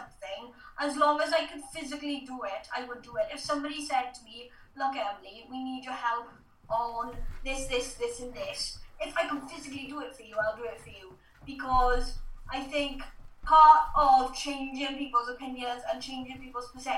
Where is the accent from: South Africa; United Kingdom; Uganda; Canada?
United Kingdom; South Wales; because I'm from South Wales, I had to have a different dialect.